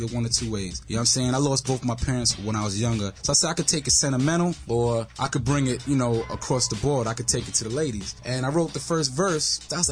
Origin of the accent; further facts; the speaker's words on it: New York City, New York, United States; I grew up in Wash Heights